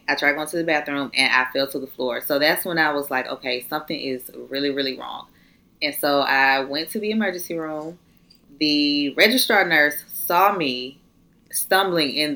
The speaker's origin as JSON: {"language": "English", "town": "Atlanta", "region": "Georgia", "country": "United States", "moved": "as an adult", "lives_now": "Valdosta, United States", "said": "I'm in college, not where I'm from. I'm from Atlanta."}